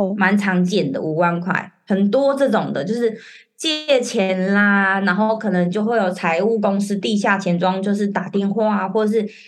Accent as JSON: {"language": "Chinese", "country": "Taiwan", "moved": "as an adult", "lives_now": "Hong Kong", "said": "我是台湾人，然后先生是外国人"}